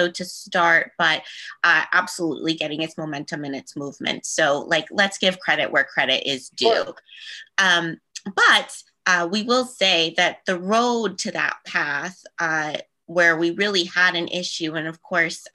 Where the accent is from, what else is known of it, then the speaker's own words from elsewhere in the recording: Eastern Panhandle, West Virginia, United States; the community that I represented, it is my hometown. It's where I grew up